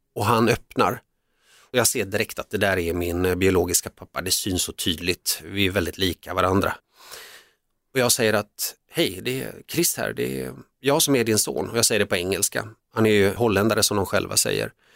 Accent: Sweden; also born or lived in Finland / Netherlands; jag är ju uppväxt i Sverige, kom till Sverige när jag var 3-4 år och jag är svensk

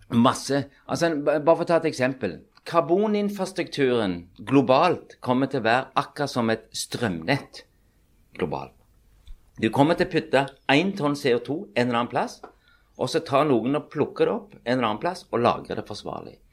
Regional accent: Pakistan; also born or lived in Sandnes, Norway / Oslo, Norway; now in Norway; jeg er jo født og vokst opp i Pakistan

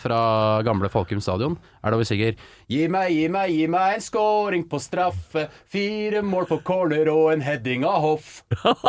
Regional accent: Porsgrunn, Telemark, Norway; jeg er den eneste fra Porsgrunn som skal hit

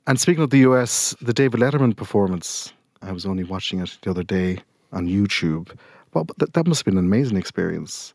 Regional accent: Millstreet, Munster, Ireland; where I grew up in Mill Street

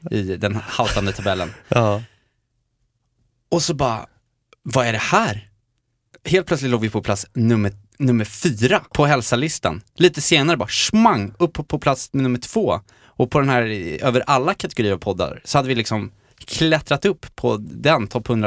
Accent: Stockholm, Stockholm County, Sweden; now in Esbjerg, Denmark

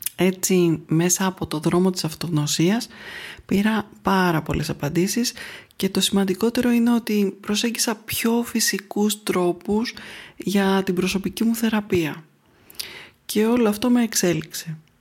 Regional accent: Athens, Attica, Greece; Γεννήθηκα λοιπόν στην Αθήνα

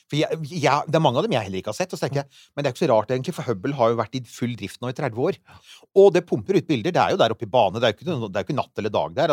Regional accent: Bærum, Akershus, Norway; Jeg vokste opp uh, ute på Rykken i Bærum

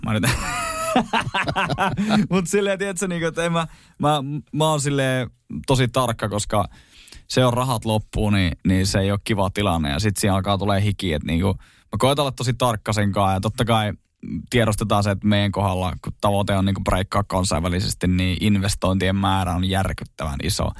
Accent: Oulunsalo, North Ostrobothnia, Finland; moved away; jos mä menen käymään Oulusalossa, sieltä mistä mä oon alun perin kotoisin

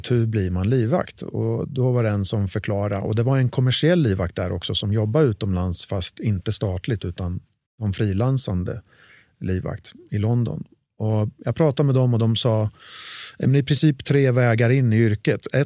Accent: Örebro, Örebro County, Sweden; Örebro från början.

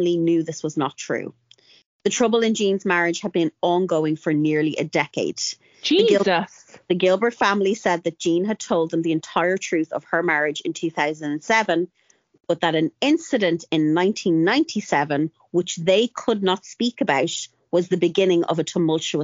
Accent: Longford, County Longford, Ireland; I'm from Longford and we have a well-known rivalry with Westmead

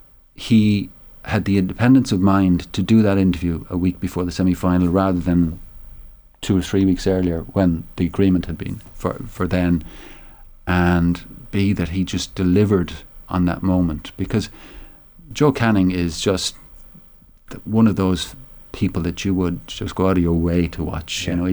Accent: Munster, Ireland; But then I was really torn because I'm from Tipperary and they were playing Tip the following Sunday in that semi-final

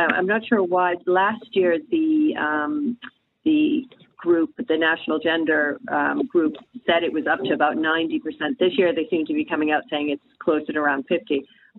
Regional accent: United States; now in Ireland; I was raised in the States, but Irish Catholic

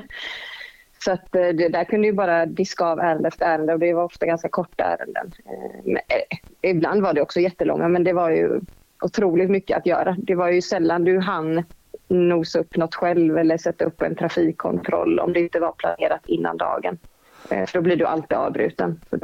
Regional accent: Gothenburg, Västra Götaland, Sweden; moved away; also born or lived in Stockholm; jag var från Göteborg

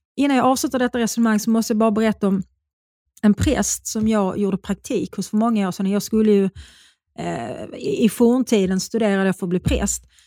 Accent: Svedala, Skåne, Sweden; also born or lived in Malmö; Jag är ju född i Malmö och jag bodde på Sorgen Fri i Malmö tills jag fyllde sju. Då flyttade vi till Svedala

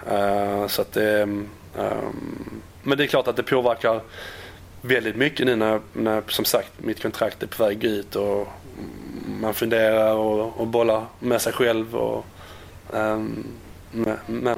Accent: Landskrona, Skåne, Sweden; moved away as an adult; also born or lived in Netherlands; now in West Bromwich, United Kingdom; lämnade Landskrona i Skånes, uh, det var väl en 12-13 år sedan

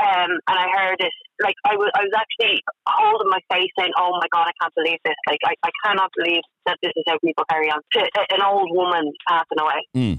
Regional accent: Ireland; we're known all over the world for being Irish fans, for being good crack, you know, having the banter, having the laugh.

